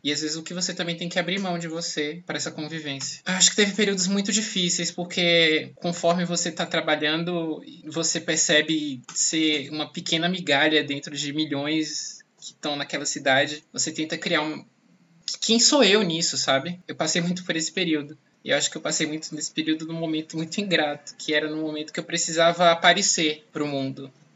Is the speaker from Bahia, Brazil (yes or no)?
yes; Bahia, Brazil; moved away as an adult; now in São Paulo, Brazil; eu sou baiano, é um rótulo que que, que não me escapa